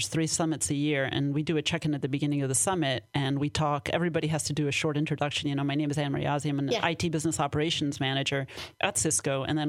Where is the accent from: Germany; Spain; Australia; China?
Spain; born there; also born or lived in Mexico; So, well, I'm half Danish, half Syrian, but I was born in Spain, and I lived in Mexico, too.